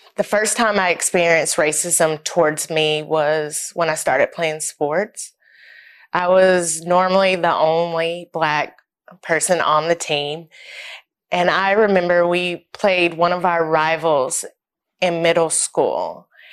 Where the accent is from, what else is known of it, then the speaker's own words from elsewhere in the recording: Knoxville, Tennessee, United States; moved away as an adult; I'm originally from Knoxville, Tennessee. I lived there all my life up until I went to college, born and raised in East Tennessee